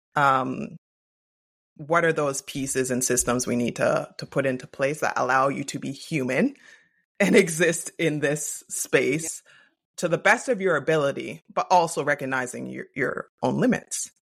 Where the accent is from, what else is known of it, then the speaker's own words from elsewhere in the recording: Canada; I am Canadian.